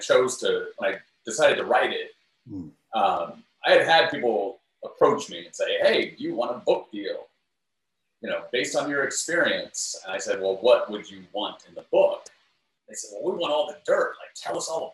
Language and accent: English; New York, United States; I'm from New York